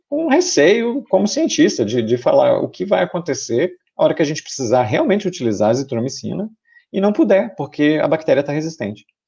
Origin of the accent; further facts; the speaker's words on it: Brazil; como brasileiro aqui no, no, no Brasil